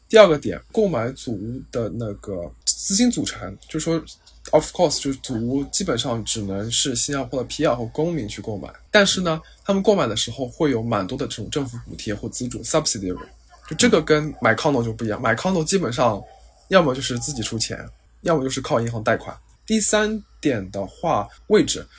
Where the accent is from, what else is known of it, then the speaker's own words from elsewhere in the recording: China; first language Chinese; moved away as an adult; now in Singapore; 我们的优势其实是 native Chinese